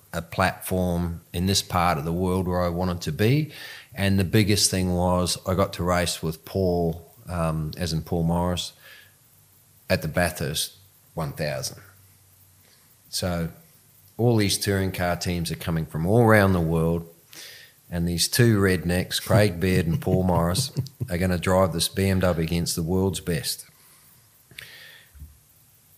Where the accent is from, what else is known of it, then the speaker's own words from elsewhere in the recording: New Zealand; also born or lived in South Africa; I was from New Zealand.